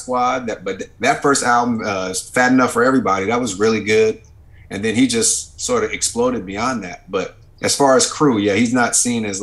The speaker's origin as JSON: {"language": "English", "region": "West Coast", "country": "United States", "said": "we don't necessarily sound like we're from the West Coast"}